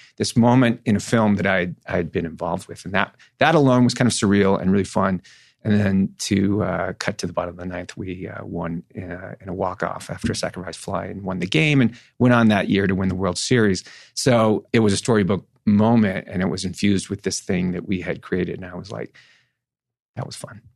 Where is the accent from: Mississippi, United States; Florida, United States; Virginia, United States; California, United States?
California, United States; Northern; I grew up in Northern California